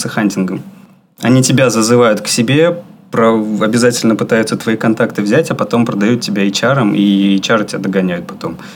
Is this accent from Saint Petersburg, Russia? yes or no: yes; Saint Petersburg, Russia; Нет, я из Питера.